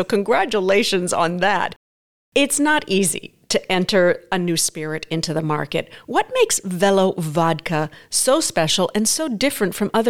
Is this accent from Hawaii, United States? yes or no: yes; Hawaii, United States; Some people say lychee, I say lychee because I grew up in Hawaii.